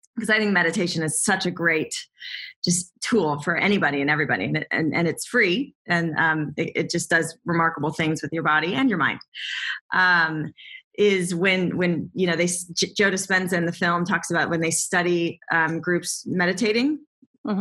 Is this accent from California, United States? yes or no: yes; Southern California, United States; I grew up in Southern California